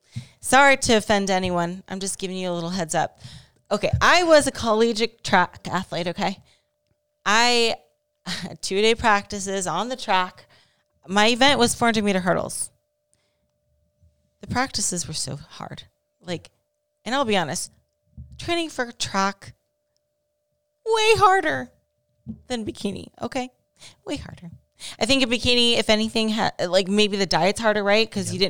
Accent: Ohio, United States; My home state.

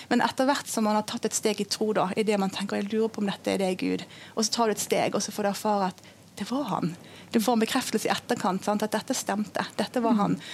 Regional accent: Indonesia; jeg har vokst opp som misjonærbarn i Indonesia.

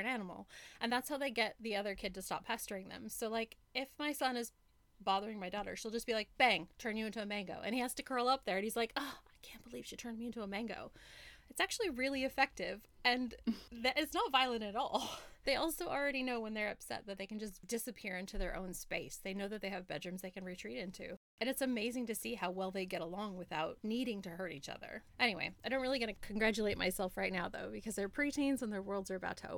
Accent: United States; moved away as an adult; now in Australia; growing up in America

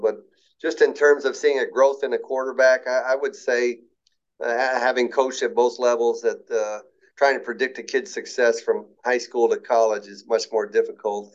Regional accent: Tri-Cities, Washington, United States; I was from the Tri City

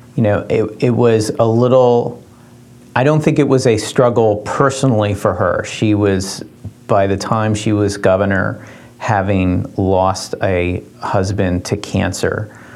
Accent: Dover, Delaware, United States; I grew up in Dover

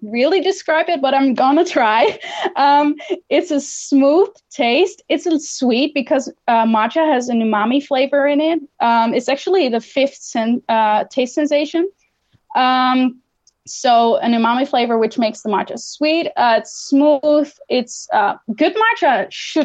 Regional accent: Netherlands; my home country, the Netherlands

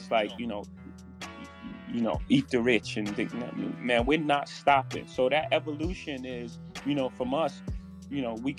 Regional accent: New York City, New York, United States; I come from Marcy Projects. In my first house, 615 Lexington Avenue.

